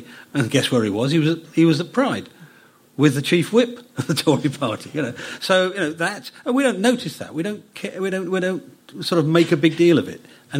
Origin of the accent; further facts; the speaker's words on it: United Kingdom; So being British isn't about a brand, is about what we are and how we get on with each other.